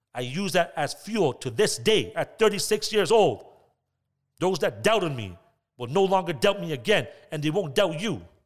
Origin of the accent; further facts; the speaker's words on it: Toronto, Ontario, Canada; growing up in Scarborough, I had hardships, I had ups and downs. I grew up in an area called Glamorgan.